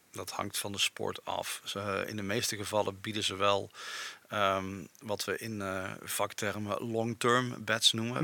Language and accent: Dutch; Eindhoven, North Brabant, Netherlands; now in Overasselt, Netherlands; Mijn roots liggen in Eindhoven